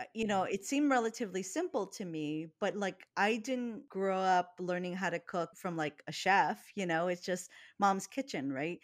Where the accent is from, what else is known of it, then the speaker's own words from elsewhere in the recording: Hawaii, United States; I grew up in Hawaii.